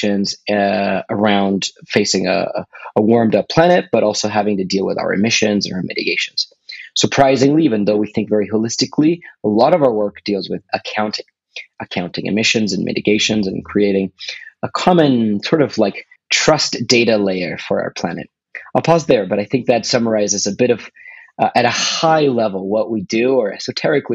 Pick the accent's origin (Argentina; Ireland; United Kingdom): Argentina; moved away; also born or lived in California; I'm originally from Argentina, but I studied in California